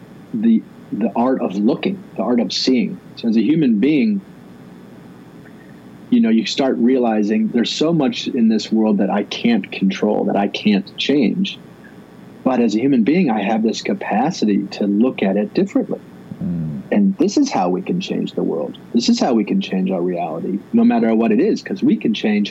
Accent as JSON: {"language": "English", "region": "Midwest", "country": "United States", "tie": "born or raised there", "said": "as a kid, as a Midwesterner"}